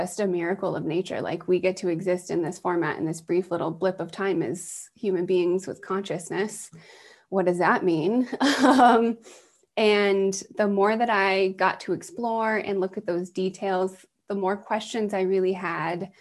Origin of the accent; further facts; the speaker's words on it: East Coast, United States; I was raised on the East Coast